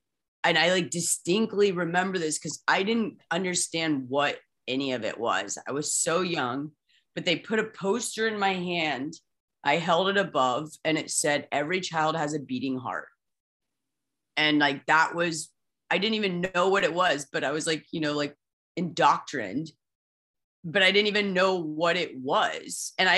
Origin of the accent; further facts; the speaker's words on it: Midwest, United States; Nika, I'm from the Midwest too, you know this as well.